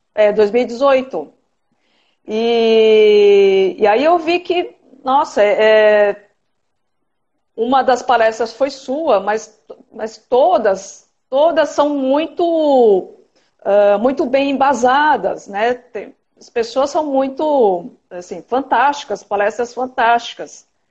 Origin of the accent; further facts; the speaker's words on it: São Paulo, Brazil; moved away as an adult; now in Cuiabá, Brazil; eu estou morando agora, agora em Cuiabá, Mato Grosso, mas eu sou de São Paulo